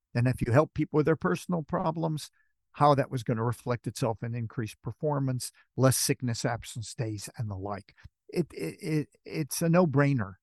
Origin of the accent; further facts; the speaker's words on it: Los Angeles, California, United States; also born or lived in Manchester, United Kingdom; now in United Kingdom; you can tell from my accent, I come from Hollywood.